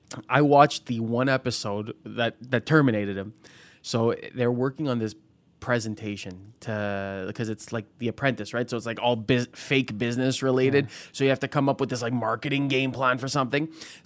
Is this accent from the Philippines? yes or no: yes; Philippines; I'm a Filipino priest.